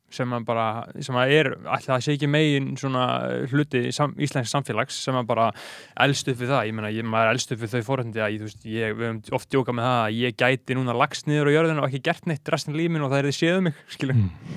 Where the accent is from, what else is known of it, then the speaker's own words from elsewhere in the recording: Reykjavík, Capital Region, Iceland; ég er bara uppalinn hérna í Vesturbænum